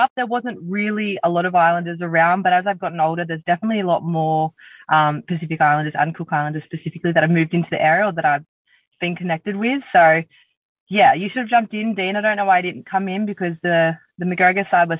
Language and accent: English; Sydney, New South Wales, Australia; So I grew up in the Southern Shire. I was born and bred in Caringbah. I'm one of three.